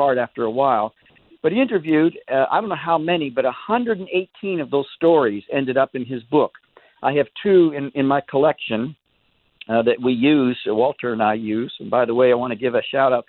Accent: Alberta, Canada; I grew up in Alberta, Canada, a little town of 2,000 people with 9 ice hockey rinks.

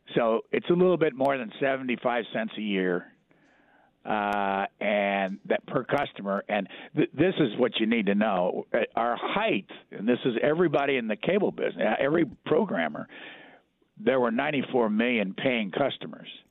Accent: Lafayette, Indiana, United States; moved away as an adult; I grew up in Lafayette, Indiana.

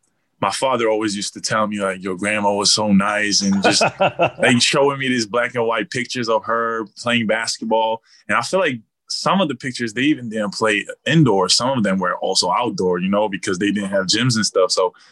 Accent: Georgia; also born or lived in Biella, Italy / Montverde, Florida; now in South Orange, United States; I'm from Georgia.

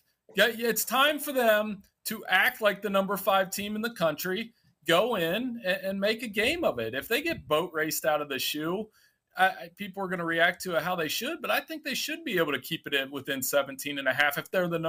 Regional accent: Ohio, United States; I grew up in Ohio, too, and went to a Catholic school.

